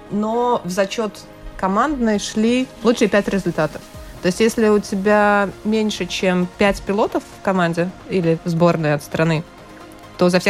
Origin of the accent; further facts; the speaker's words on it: Latvia; участие в международных соревнованиях так целенаправленно мы, пилоты из Латвии, стали практиковать буквально пару лет назад.